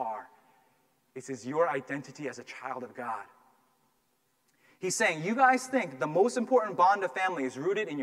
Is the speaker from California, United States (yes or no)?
no; Massachusetts, United States; I grew up here in Massachusetts, and I grew up in a town where there were very few minorities